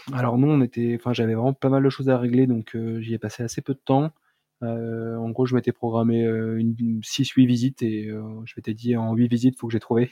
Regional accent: Paris, Île-de-France, France; moved away as an adult; now in Dijon, France; quand j'ai quitté Paris

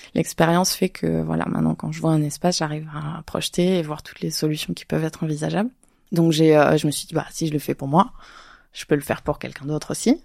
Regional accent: Avignon, Provence-Alpes-Côte d'Azur, France; je suis d'Avignon

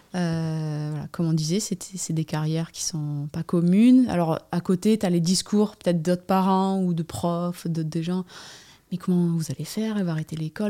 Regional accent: Anglet, Nouvelle-Aquitaine, France; J'habite, euh, Anglette, sur la côte basque, euh, endroit où j'ai grandi aussi

